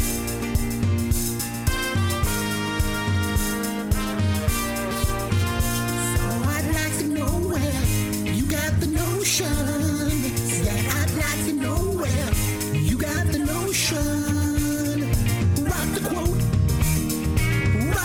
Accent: Canada; being Canadian

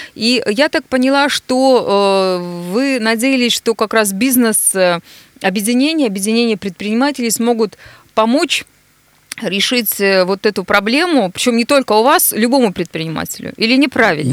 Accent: Nizhny Tagil, Sverdlovsk Oblast, Russia; now in Yekaterinburg, Russia; Привет, мой родной город

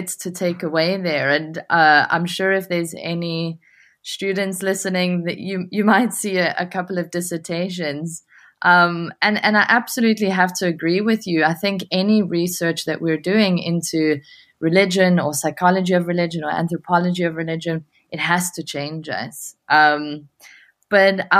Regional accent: Johannesburg, Gauteng, South Africa; moved away as an adult; now in Glasgow, United Kingdom; I hail from Johannesburg, South Africa, where I received my honours degree in social psychology. I now live in Glasgow, Scotland

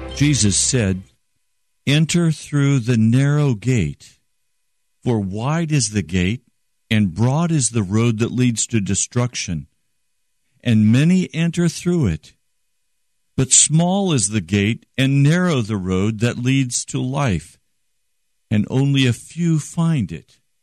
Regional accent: United States; I'm an American

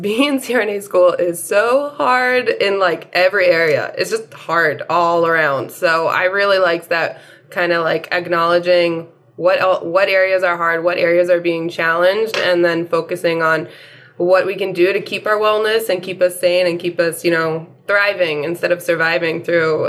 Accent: Baltimore, Maryland, United States; also born or lived in New York City; I'm from Baltimore, Maryland

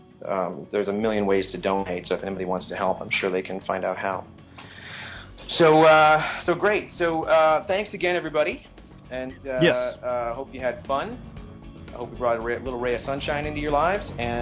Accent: Midwest, United States; moved away; I grew up in the Midwest

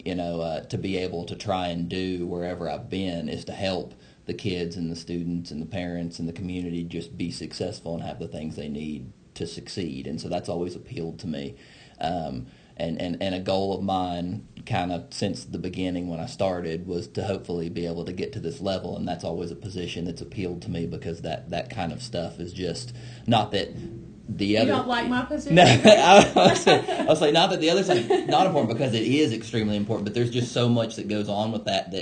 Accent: Haywood County, North Carolina, United States; I grew up here in Haywood County

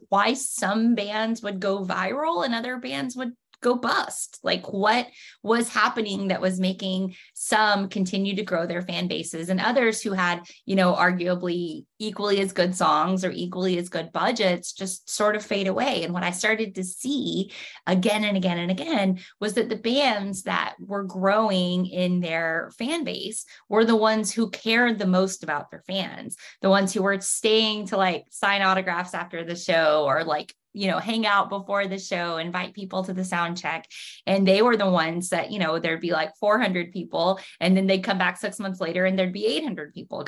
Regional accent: Oklahoma, United States; now in Franklin, United States; I grew up in Oklahoma

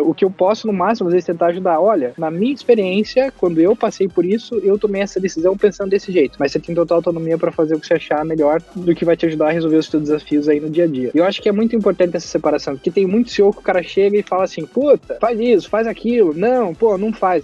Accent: Brazil; now in United States; a gente é brasileiro

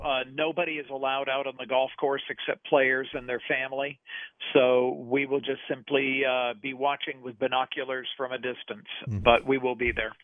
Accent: Nashville, Tennessee, United States; I was growing up in Nashville

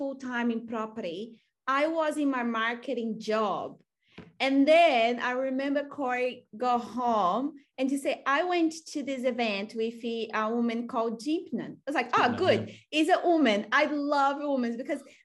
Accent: Brazil; English is a second language; moved away as an adult; now in Australia; I'm from Brazil, and in Brazil you are learning that you need to go to the best university

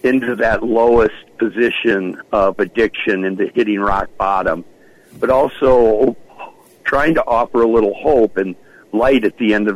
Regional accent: Midwest, United States; growing up in the Midwest

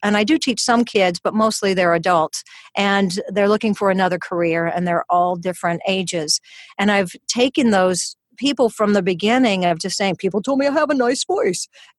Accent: Louisiana, United States; accent: Louisiana; Louisiana. So I came with a little bit of Louisiana accent. And so as I was losing it, people thought I was from England. And when I would go back to Louisiana, they thought I was from New York.

